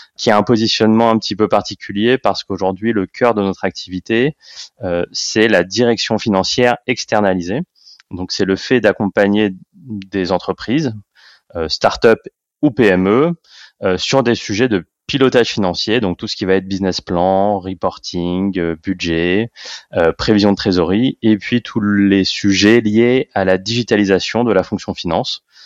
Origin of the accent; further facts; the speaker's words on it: Paris, Île-de-France, France; Je suis né à Paris, j'ai fait toutes mes études à Paris et j'ai fait tous mes stages à Paris et tous mes jobs à Paris. Donc voilà, d'où je viens, je viens de, de Paris